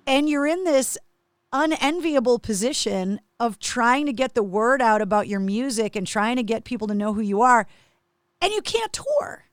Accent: Massachusetts, United States; growing up in Massachusetts

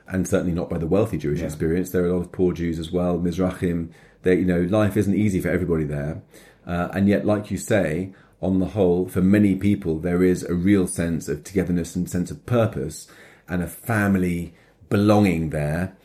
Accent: London, United Kingdom; I grew up in London, going to school in Stamford Hill

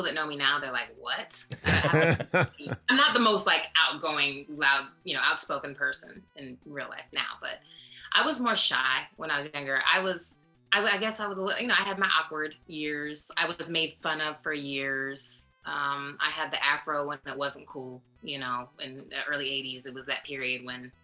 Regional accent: Des Moines, Iowa, United States; moved away as an adult; also born or lived in San Diego / Minneapolis; I'm from Des Moines, Iowa.

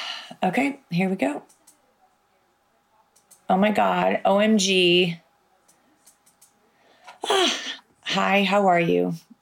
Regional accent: Chicago, Illinois, United States; When we were growing up in Chicago

